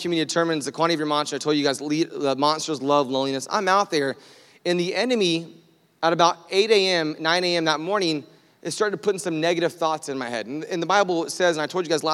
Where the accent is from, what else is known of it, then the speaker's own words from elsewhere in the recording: United States; I'm American. Like, we're just not used to quietness